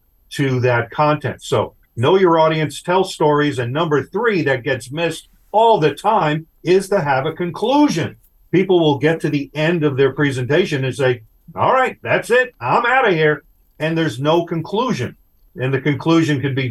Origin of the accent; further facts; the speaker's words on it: Long Island, New York, United States; When I was a kid growing up on Long Island, New York